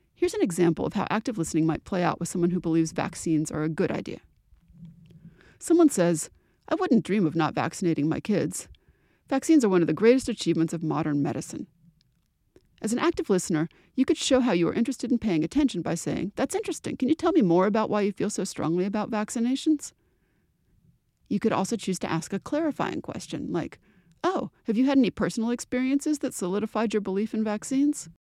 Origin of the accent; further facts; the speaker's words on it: New England, United States; the accent that I grew up with in New England